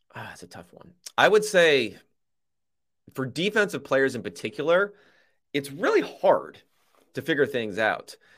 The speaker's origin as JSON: {"language": "English", "region": "Southern California", "country": "United States", "said": "I'm from Southern California"}